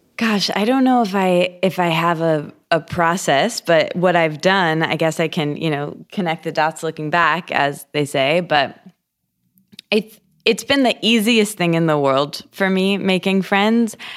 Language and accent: English; Michigan, United States; moved away; I grew up in Michigan in a, a small college town.